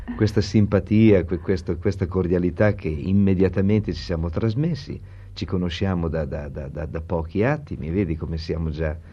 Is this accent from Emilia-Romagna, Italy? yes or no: yes; Bologna, Emilia-Romagna, Italy; da bolognese